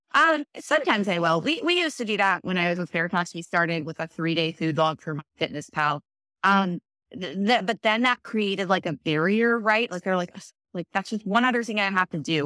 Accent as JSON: {"language": "English", "town": "Baltimore", "region": "Maryland", "country": "United States", "tie": "born or raised there", "said": "I grew up in Baltimore"}